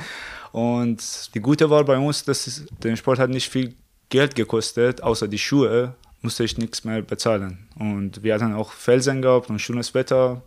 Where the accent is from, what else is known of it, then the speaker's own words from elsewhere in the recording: Iran; German is a second language; moved away as an adult; also born or lived in Tehran; now in Germany; ich komme aus dem Iran, Seit 2013 bin ich in Deutschland wegen des Studium.